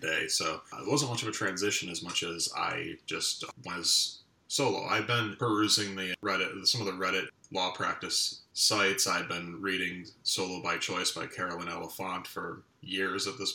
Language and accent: English; Western New York, United States; moved away as an adult; now in Decatur, Illinois, United States; I'm a transplant from Western New York